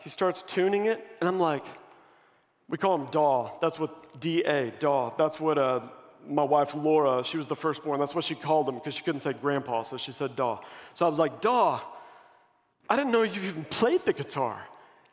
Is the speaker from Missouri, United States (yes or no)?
yes; Missouri, United States; I grew up here. I'm from Missouri